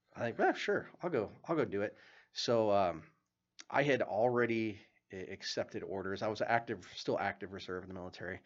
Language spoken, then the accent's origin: English; Wyoming, United States; moved away as an adult; now in Billings, United States; I grew up in Wyoming